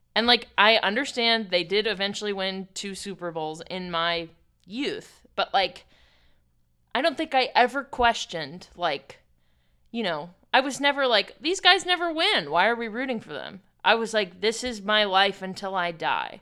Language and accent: English; Pittsburgh, Pennsylvania, United States; growing up in Pittsburgh